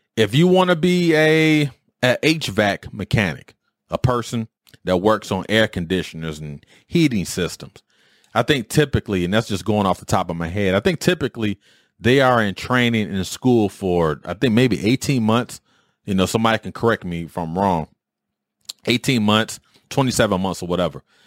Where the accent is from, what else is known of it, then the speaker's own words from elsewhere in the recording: Detroit, Michigan, United States; moved away as an adult; where I grew up in Detroit